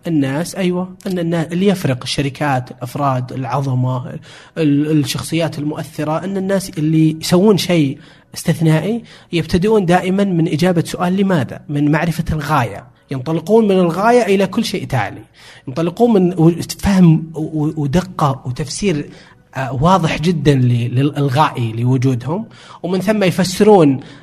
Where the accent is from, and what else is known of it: Saudi Arabia